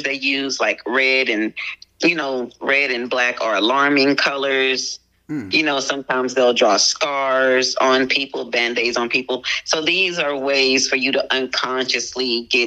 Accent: Houston, Texas, United States; I'm from Houston, Texas

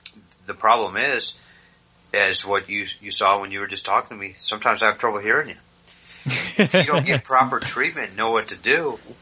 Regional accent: East Coast, United States; moved away; I'm from the East Coast

